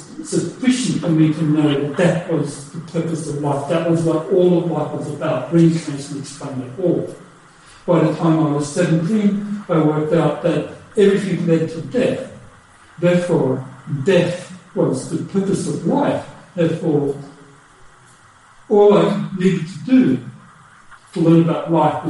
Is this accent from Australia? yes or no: yes; Australia; also born or lived in Germany; I was born in Germany, and then we immigrated to Australia after the war, so I have European background.